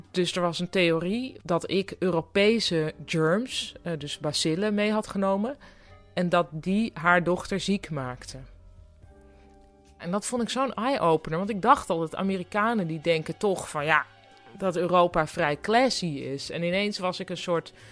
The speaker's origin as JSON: {"language": "Dutch", "country": "Netherlands", "said": "Maar ik was natuurlijk in mijn eentje, want ik kwam uit Nederland."}